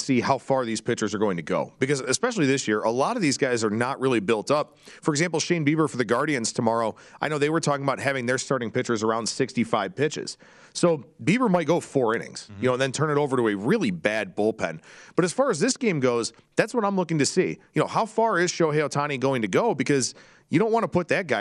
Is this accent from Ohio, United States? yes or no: yes; Cleveland, Ohio, United States; now in West Coast, United States; Cleveland, my hometown